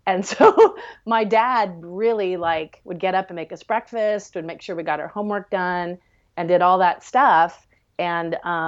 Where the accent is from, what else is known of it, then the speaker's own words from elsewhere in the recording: Maryland, United States; born there; I was born in Maryland and my dad was a salesman.